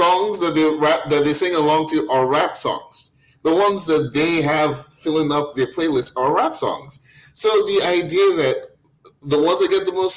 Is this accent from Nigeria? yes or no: yes; Nigeria; I'm Nigerian